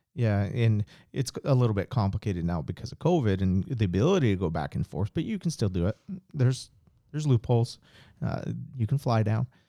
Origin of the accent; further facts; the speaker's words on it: United States; I was born in the United States